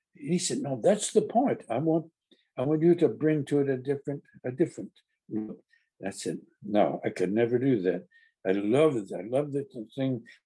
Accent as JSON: {"language": "English", "town": "Carthage", "region": "Tennessee", "country": "United States", "tie": "born or raised there", "also_born_or_lived": "New York", "moved": "yes", "said": "my hometown paper the Carthage Courier, the only paper in the world that gives a whoop for Smith County."}